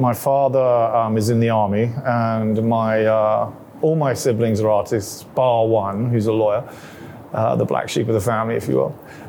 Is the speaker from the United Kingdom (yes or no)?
yes; England, United Kingdom; I went to a lot of boarding schools, so I didn't actually spend a lot of time growing up in London, I wouldn't say. And we moved around England a lot when I was growing up.